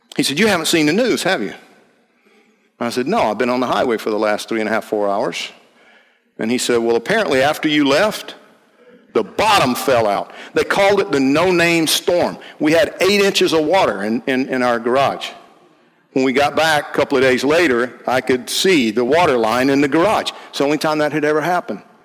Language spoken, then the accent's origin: English; Georgia, United States; I'm from Georgia